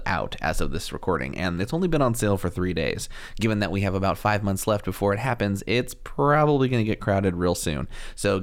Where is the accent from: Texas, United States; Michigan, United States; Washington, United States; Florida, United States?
Washington, United States; moved away as an adult; also born or lived in Spokane, Washington / Vancouver, Washington / Portland, Oregon; now in Los Angeles, United States; I was born in Washington State, yeah. I lived in Spokane and then Vancouver, Washington, and then, yeah, Portland for many years.